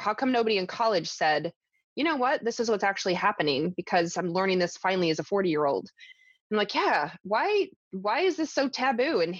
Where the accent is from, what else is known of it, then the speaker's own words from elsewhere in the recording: the South, United States; I grew up in the South